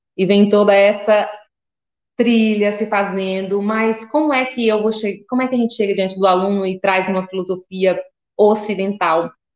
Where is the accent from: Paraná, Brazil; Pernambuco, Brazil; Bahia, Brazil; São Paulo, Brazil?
Bahia, Brazil; Seabra/Boninal, Chapada Diamantina; Essa é a comunidade rural que eu cresci